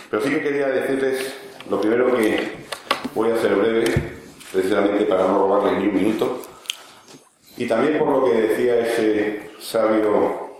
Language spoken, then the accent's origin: Spanish; Spain